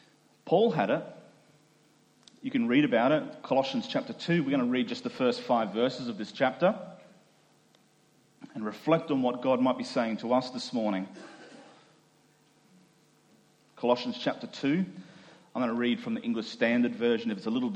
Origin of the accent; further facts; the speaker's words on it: Doomadgee, Queensland, Australia; moved away; I grew up in the Gulf of Carpentaria in a small Indigenous community, and grew up as a minority culturally, racially in that community